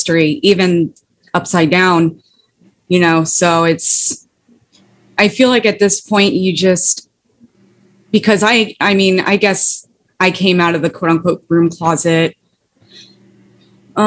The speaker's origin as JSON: {"language": "English", "region": "Ohio", "country": "United States", "also_born_or_lived": "Florida", "moved": "yes", "said": "I moved back to Ohio from Florida"}